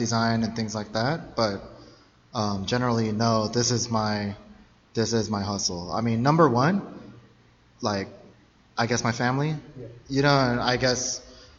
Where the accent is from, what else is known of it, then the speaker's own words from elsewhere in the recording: Chula Vista, California, United States; I'm from Chula Vista, born and raised